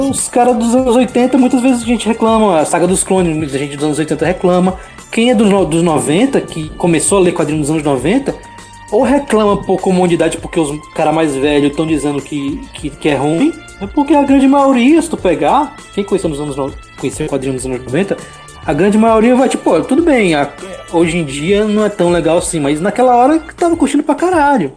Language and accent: Portuguese; Fortaleza, Ceará, Brazil; now in Belém, Brazil; eu tô aqui pra Belém do Pará, aqui, mas sou, sou de Fortaleza